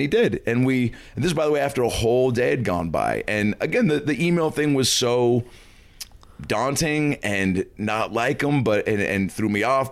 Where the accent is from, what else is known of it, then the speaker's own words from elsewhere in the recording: Lake Forest Park, Washington, United States; So I grew up in Seattle, Washington, Lake Lake Forest Park, Washington, which is about 25 minutes north of the city